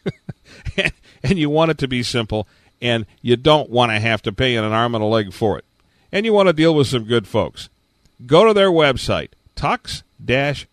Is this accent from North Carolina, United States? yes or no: no; Detroit, Michigan, United States; when I was growing up in the Detroit, Michigan area